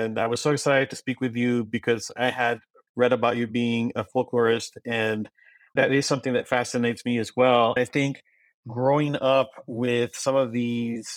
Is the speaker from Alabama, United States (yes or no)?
no; Brownsville, Texas, United States; first language Spanish; English is a second language; I was born and raised in Brownsville, Texas